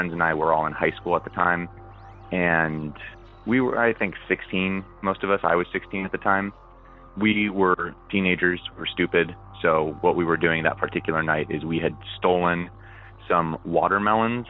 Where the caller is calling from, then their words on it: Southern California, United States; I'm calling from Southern California